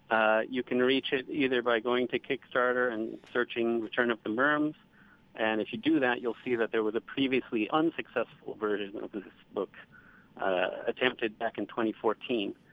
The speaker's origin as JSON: {"language": "English", "country": "United States", "said": "as an American"}